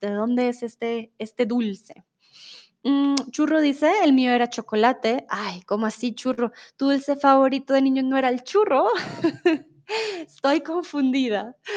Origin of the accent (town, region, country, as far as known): Colombia